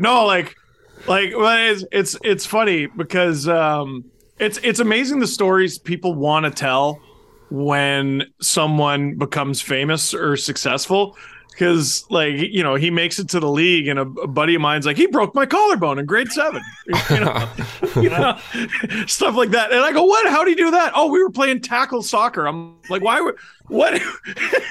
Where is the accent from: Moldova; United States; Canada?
Canada; Toronto, Ontario; now in Ajax, Canada; I grew up in Wayne Simmons' neighborhood